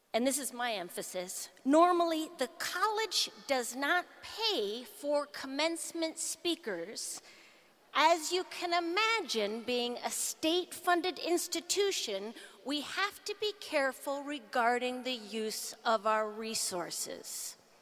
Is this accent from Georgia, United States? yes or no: no; Duluth, Minnesota, United States; I'm still from Duluth